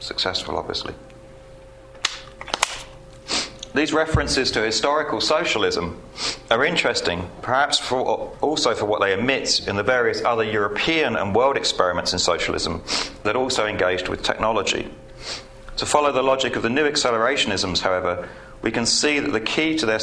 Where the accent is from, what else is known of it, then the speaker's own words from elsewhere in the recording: United Kingdom; I'm British.